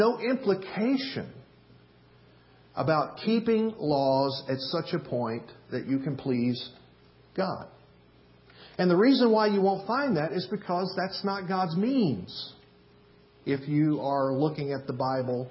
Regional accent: the South, United States; where I grew up in the South

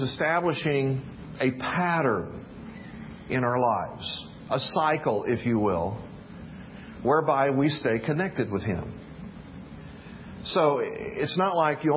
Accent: the South, United States; When I was a really little kid, I was growing up in the South

